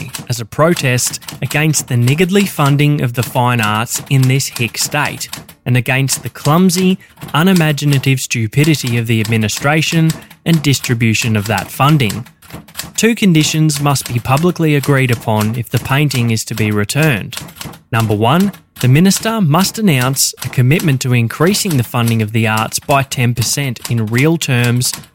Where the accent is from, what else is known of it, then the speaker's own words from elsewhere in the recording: Victoria, Australia; my home state of Victoria